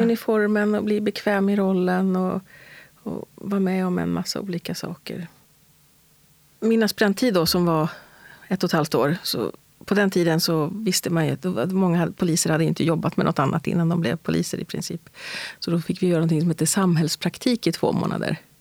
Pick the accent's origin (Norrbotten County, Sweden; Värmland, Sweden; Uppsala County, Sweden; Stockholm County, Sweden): Stockholm County, Sweden; Stockholm; Jag är född och uppvuxen här i Stockholm, i västra förorterna, i Hässelby, Tensta